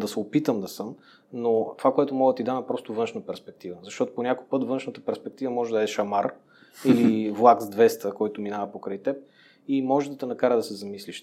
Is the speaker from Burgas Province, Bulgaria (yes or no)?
no; Montana, Montana Province, Bulgaria; moved away as an adult; also born or lived in Gabrovo; now in Sofia, Bulgaria; отраснал съм в Монтана, роден съм в София, отраснал съм в Монтана, учил съм в Габрово и сега се върнах нали, в София.